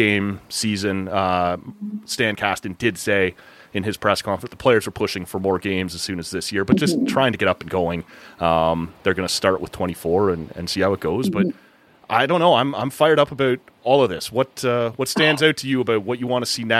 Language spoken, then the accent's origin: English; Toronto, Ontario, Canada; now in Ottawa, Canada; my hometown Toronto